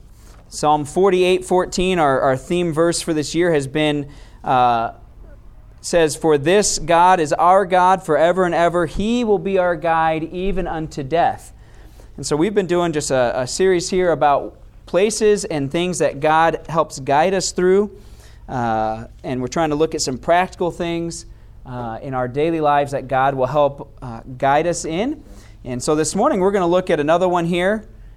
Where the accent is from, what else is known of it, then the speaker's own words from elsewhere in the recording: Yuma, Arizona, United States; born there; I was born on the Marine base down in Yuma. So I'm called the Yumanite because I was born in Yuma, but I don't really claim Yuma because it's not really a cool town to claim.